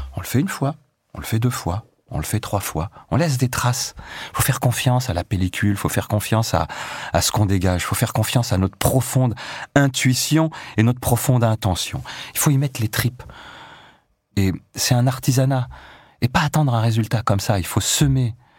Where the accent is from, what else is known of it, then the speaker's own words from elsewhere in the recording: Échirolles, Auvergne-Rhône-Alpes, France; moved away as an adult; also born or lived in La Tronche / Paris; Donc je suis né effectivement à La Tronche, à l'île verte dans le centre-ville, on y est resté quelques années. Et puis en 74, euh, mon père euh, a travaillé à Échirol, qui est une commune voisine.